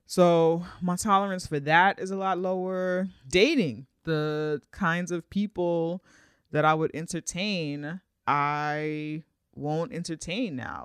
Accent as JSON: {"language": "English", "region": "New York", "country": "United States", "said": "as a New Yorker"}